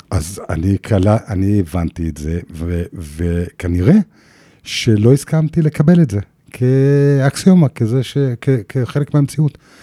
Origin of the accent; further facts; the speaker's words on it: Jerusalem, Jerusalem District, Israel; בירושלים, אימא שלי מכינה, היא באה מעבודה, מכינה ארוחת צהריים, ואנחנו מדברים. עכשיו, היא, היא, וגדלתי בבית נהדר וחם ונורמטיבי